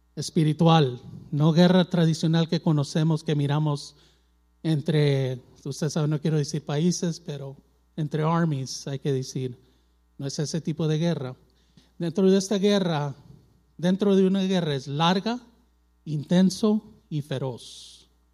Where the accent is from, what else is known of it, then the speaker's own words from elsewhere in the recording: Mexico; yo soy mexicano, tengo sangre mexicana